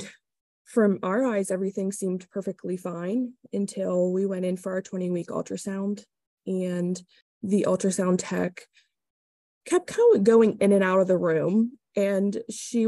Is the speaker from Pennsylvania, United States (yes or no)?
yes; Lilly, Pennsylvania, United States; I'm from Lilly, PA. It's about an hour and a half west from Pittsburgh